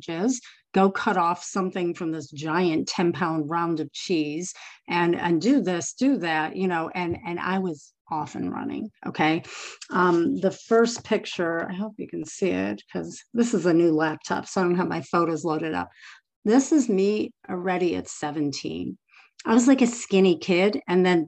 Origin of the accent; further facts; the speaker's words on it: Chicago, Illinois, United States; I grew up in Chicago